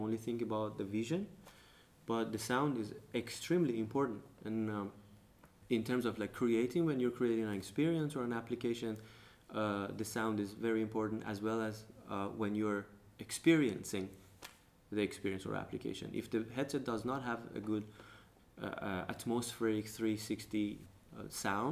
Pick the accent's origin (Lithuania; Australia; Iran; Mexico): Iran; now in Denmark; I'm from Iran